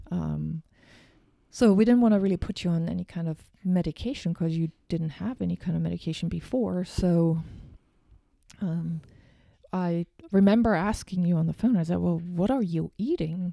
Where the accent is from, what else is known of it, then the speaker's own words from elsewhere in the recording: Germany; moved away; I am from Germany